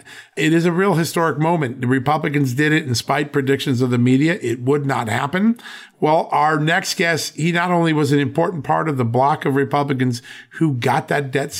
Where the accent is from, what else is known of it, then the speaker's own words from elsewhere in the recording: Virginia, United States; Joining us right now from my home state, the great state of Virginia, Congressman Ben Cline.